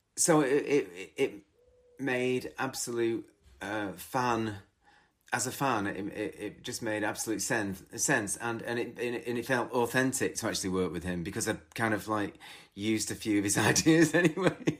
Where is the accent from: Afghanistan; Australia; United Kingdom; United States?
United Kingdom; twenty miles outside of Manchester, North West England; I grew up twenty miles outside of Manchester